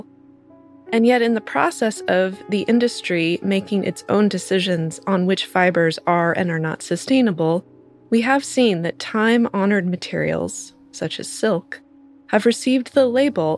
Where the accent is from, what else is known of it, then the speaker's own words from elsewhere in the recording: California, United States; my home state of California